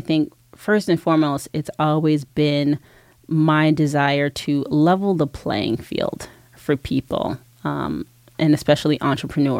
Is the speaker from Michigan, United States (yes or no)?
no; New Jersey, United States; moved away as an adult; also born or lived in New York; now in Los Angeles, United States; I'm originally from New Jersey. I moved here from New York about 4.5 years ago and never looked back.